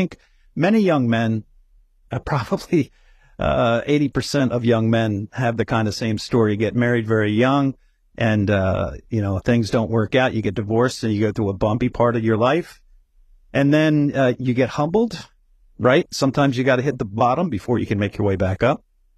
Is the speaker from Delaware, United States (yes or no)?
yes; Stanton, Delaware, United States; Well, I grew up in Stanton, Delaware, which is a very small suburb south of Wilmington, Delaware, which is the biggest city here in the tiny state. And I lived about a couple miles from the big racetrack that, if anybody follows horses, knows Delaware Park.